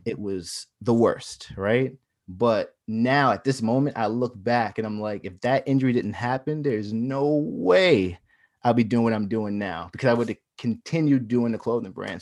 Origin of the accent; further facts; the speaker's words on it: Long Island, New York, United States; I was from Long Island